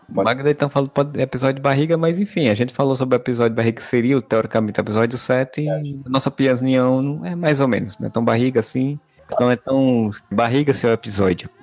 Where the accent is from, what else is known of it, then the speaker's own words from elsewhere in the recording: Northeast Region, Brazil; accent: nordestino; Meu inglês nordestinês